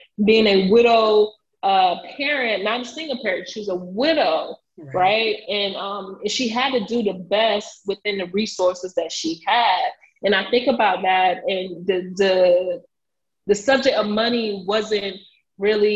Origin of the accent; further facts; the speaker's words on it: United States; I am a first generation Haitian American, born and raised in Buck City Glades.